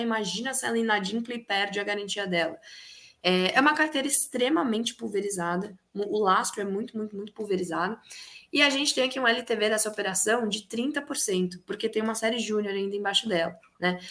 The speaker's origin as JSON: {"language": "Portuguese", "town": "Piracicaba", "region": "São Paulo", "country": "Brazil", "tie": "born or raised there", "said": "na minha cidade natal, que é Piracicaba"}